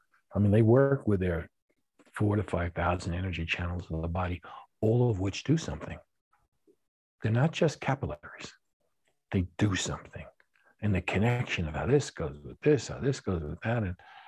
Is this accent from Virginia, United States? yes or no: no; New York City, New York, United States; And, you know, things which I had growing up in New York City, that was a place where the Jews were right, Palestinians are wrong.